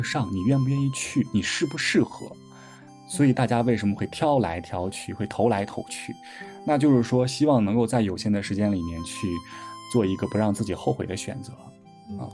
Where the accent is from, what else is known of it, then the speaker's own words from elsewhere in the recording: Shandong, China; now in Beijing, China; 我从小山东人